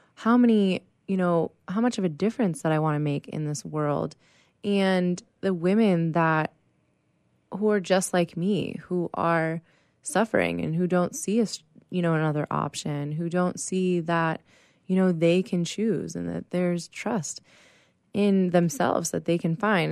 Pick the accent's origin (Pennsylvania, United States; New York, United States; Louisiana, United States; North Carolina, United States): Pennsylvania, United States; Pittsburgh; now in San Diego, United States; I am originally from Pittsburgh, Pennsylvania